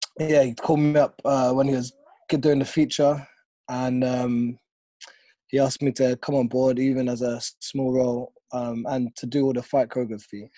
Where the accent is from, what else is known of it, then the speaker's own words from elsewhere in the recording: London, United Kingdom; my hometown